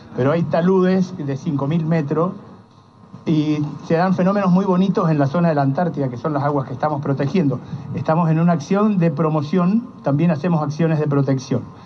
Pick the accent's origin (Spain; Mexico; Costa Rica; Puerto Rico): Puerto Rico; San Juan; now in Ushuaia, Argentina; yo soy nacido en San Juan, Puerto Rico